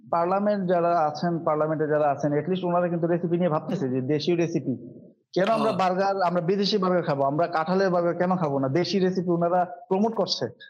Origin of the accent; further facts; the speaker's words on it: Bangladesh; আমরা আমাদের ফুডকেও Indian cuisine Pakistani cuisine বলে চালাই আমাদের দেশ